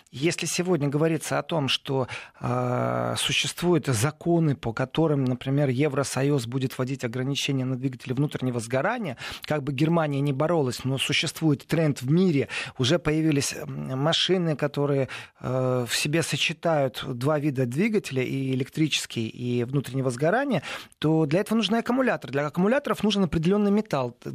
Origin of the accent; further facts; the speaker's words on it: Lviv, Lviv Oblast, Ukraine; бежал мой родной город Львов